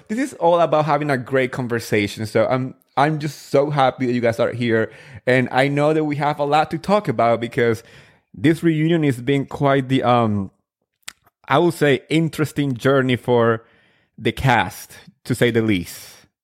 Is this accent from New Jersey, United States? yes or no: yes; New Jersey, United States; I grew up in Jersey